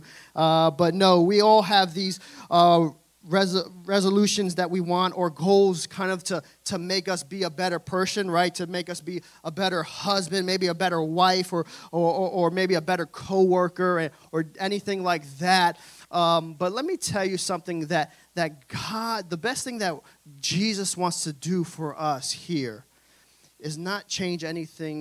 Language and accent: English; New York City, New York, United States; I'm from Brooklyn, New York